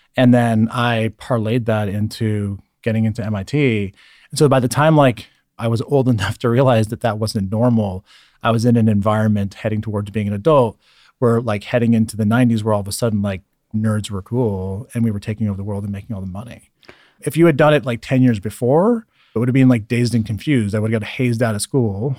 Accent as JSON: {"language": "English", "region": "Northern California", "country": "United States", "tie": "born or raised there", "also_born_or_lived": "Germany / Scotland / Monterey County", "said": "I grew up, like, in the countryside in Northern California"}